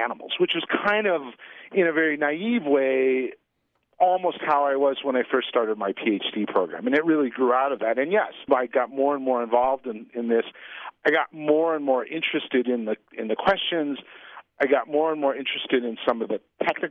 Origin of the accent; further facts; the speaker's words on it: Pacific Northwest, United States; I grew up in the Pacific Northwest